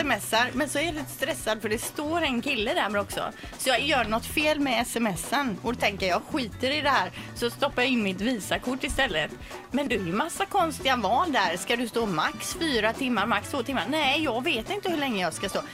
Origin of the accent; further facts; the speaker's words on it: Kungälv, Västra Götaland, Sweden; jag är från Kungälv